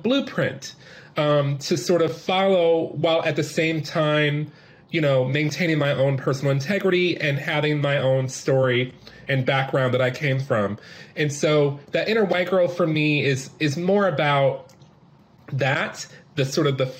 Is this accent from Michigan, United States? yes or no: yes; Detroit, Michigan, United States; moved away; I had a lot of opportunities growing up in Detroit with the parents that I had